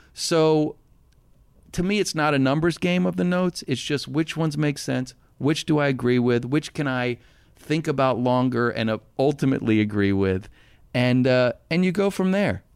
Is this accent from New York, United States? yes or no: no; Arlington, Virginia, United States; I grew up in Arlington, Virginia